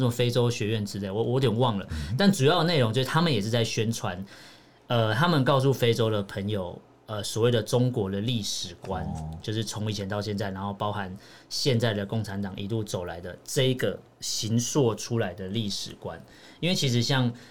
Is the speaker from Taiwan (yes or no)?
yes; Taiwan; 我跟他说我们台湾跟他就以为我们是中国人。因为我们讲中文嘛